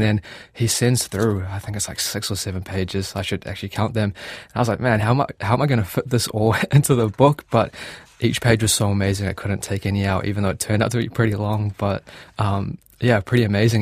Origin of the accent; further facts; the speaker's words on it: Gisborne, New Zealand; moved away as an adult; now in Auckland, New Zealand; I grew up in Gisborne